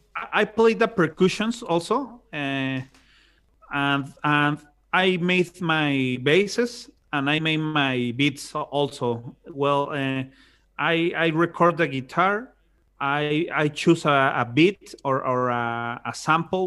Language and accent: English; Monterrey, Nuevo León, Mexico; I'm from Monterrey, Monterrey, Mexico